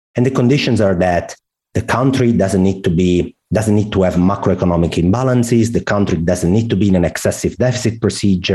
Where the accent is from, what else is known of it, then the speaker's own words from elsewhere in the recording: Italy; accent: Italian; English is a second language; I guess my accent is very clear. I'm Italian.